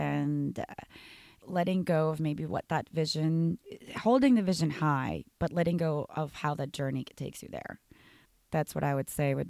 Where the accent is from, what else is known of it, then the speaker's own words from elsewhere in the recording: New York, United States; As a New Yorker, you want everything in one package.